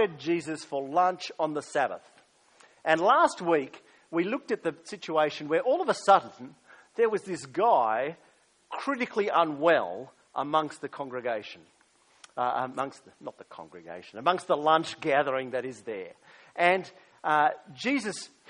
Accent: Australia; also born or lived in United States; as an Australian

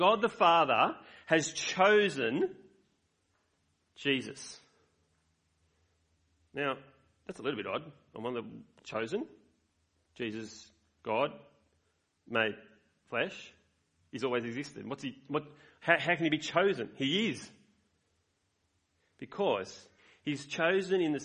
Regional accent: Australia; I love being Australian.

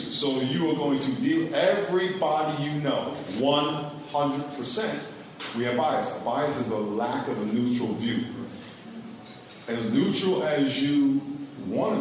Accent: New York, United States; moved away as an adult; also born or lived in Connecticut / California; I grew up in New York, and I went to school in Connecticut

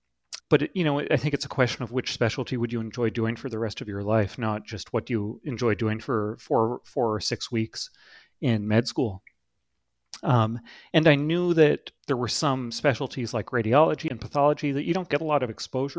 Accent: Toronto, Ontario, Canada; now in Boston, United States; I originally grew up in Toronto, Canada

